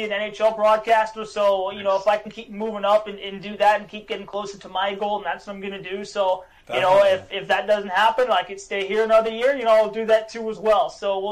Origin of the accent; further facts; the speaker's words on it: Santa Clara, California, United States; now in Baton Rouge, United States; I come from Santa Clara, California, so people who aren't really familiar with, you know, Bay Area, it's about 5 minutes where the Niners play, 49ers. But, you know, I grew up playing hockey over there since I was 8